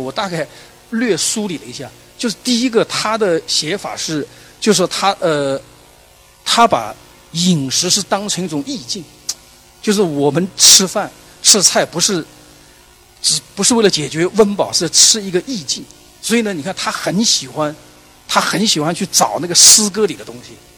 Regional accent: Jiangsu and Zhejiang, China; 我们江浙人

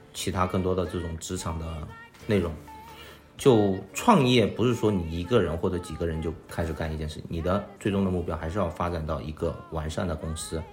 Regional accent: Chengdu, Sichuan, China; moved away as an adult; now in Shanghai, China; 我本身是成都人，我来到上海读大学

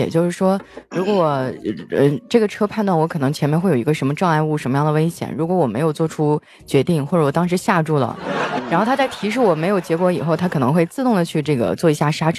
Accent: Heilongjiang, China; now in Shanghai, China; 我老家黑龙江的也很失落

